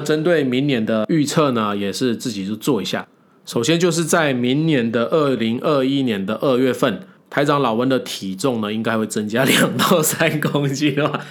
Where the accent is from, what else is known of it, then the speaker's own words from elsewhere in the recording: Taiwan; 我们台湾人